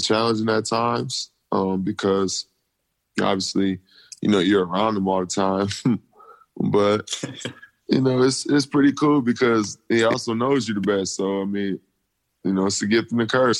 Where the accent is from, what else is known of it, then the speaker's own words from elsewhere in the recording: Lansing, Michigan, United States; growing up in Lansing, Michigan, it's a small town where not a lot of people make it out of there